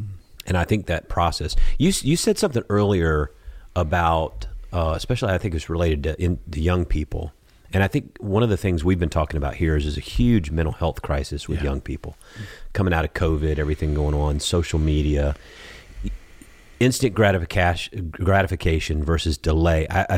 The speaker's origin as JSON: {"language": "English", "region": "Georgia", "country": "United States", "said": "I'm from Georgia."}